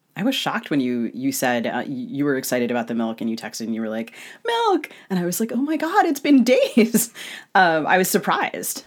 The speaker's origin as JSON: {"language": "English", "region": "Maryland", "country": "United States", "tie": "born or raised there", "moved": "yes", "lives_now": "Minnesota, United States", "said": "I grew up in Maryland"}